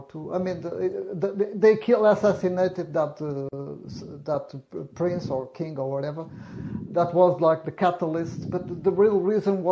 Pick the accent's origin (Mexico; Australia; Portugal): Portugal; now in United States; I'm originally from Portugal, but I live in the United States.